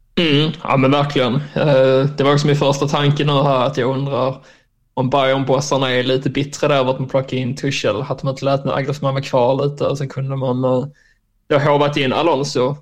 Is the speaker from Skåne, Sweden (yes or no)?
yes; Skåne, Sweden; also born or lived in Germany; jag kommer ju ifrån Österlen